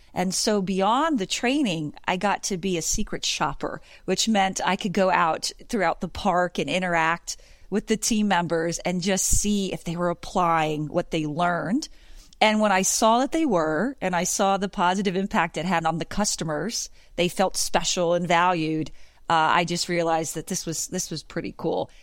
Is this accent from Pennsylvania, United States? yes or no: yes; Pennsylvania, United States; I'm from Pennsylvania originally.